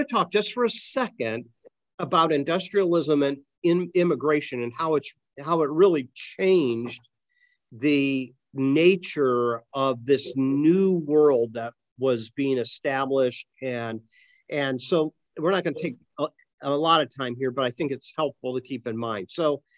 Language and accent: English; Akron, Ohio, United States; when I was growing up in Akron, the rubber industry owned the town